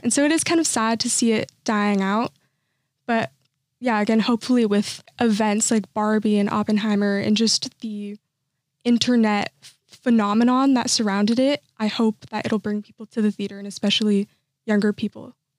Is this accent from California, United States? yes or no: yes; Santa Clarita, California, United States; I'm from Santa Clarita, which is like the suburbs side